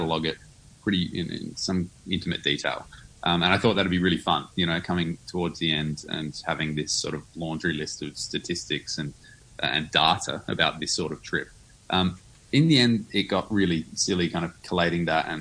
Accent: Adelaide, South Australia, Australia; my hometown of Adelaide

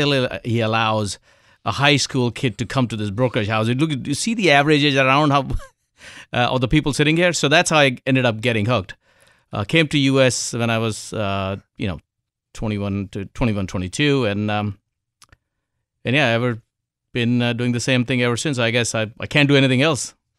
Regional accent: India; moved away; I was born in India, grew up in India

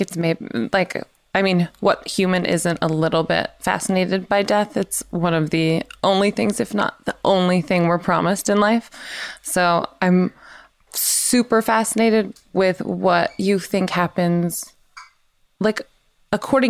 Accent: the South, United States; I'm from the South

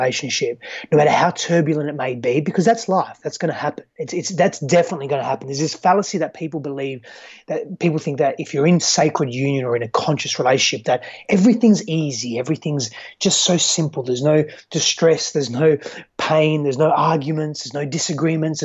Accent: Fremantle, Western Australia, Australia; also born or lived in Greece; I hail from Perth, Western Australia, precisely Fremantle, Western Australia. However, so I was born in Fremantle. I grew up in Western Australia

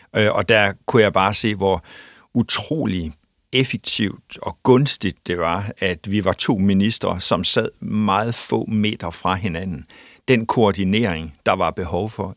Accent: North Jutland, North Denmark Region, Denmark; jeg er nordjyde, bor i, i Aalborg

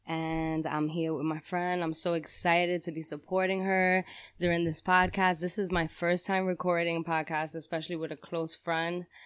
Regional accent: New York City, New York, United States; now in Yonkers, United States; I'm originally from Harlem, Spanish Harlem

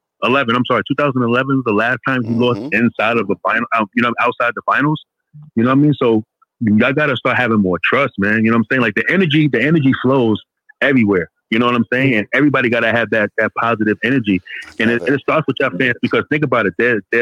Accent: New York City, New York, United States; Okay, so I'm from New York City.

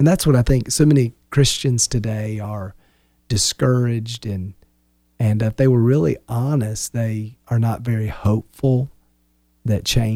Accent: Wilmington, United States; moved away; We're from Wilmington

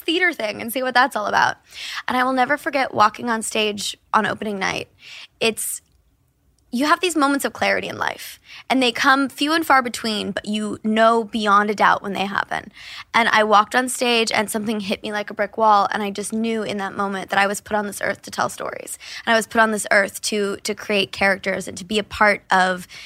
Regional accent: Kansas City, United States; some of my favorite memories growing up in Kansas City

